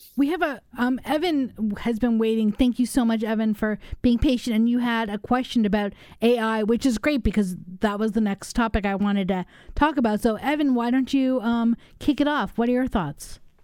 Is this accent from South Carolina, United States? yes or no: no; Los Angeles, California, United States; now in Madison, United States; I grew up in Los Angeles